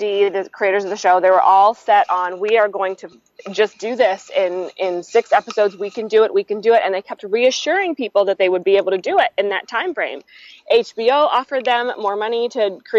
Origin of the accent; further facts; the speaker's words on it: Florida, United States; I'm from Florida